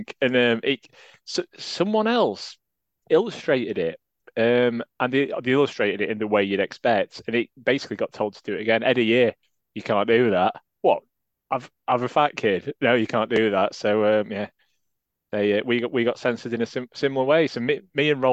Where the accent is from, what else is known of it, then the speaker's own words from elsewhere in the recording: Yorkshire and the Humber, United Kingdom; moved away; As a Yorkshireman in a different county